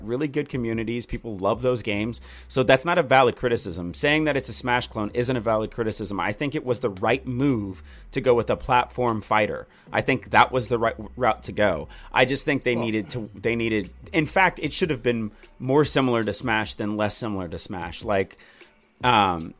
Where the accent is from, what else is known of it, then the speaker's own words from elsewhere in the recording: Houston, Texas, United States; I grew up in Houston